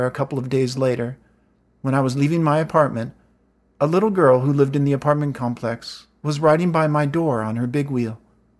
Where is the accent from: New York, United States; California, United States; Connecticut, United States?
California, United States; I'm from California, and I'm a writer.